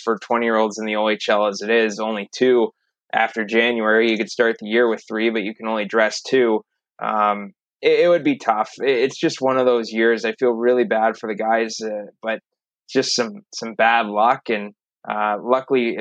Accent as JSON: {"language": "English", "town": "Detroit", "region": "Michigan", "country": "United States", "tie": "born or raised there", "said": "growing up in the Detroit area when I did in the 90s"}